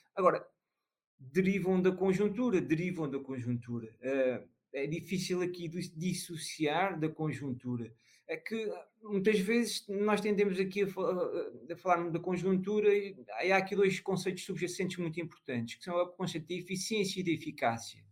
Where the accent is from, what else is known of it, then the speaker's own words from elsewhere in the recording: Peniche, Centro, Portugal; aqui da minha terra, que é Peniche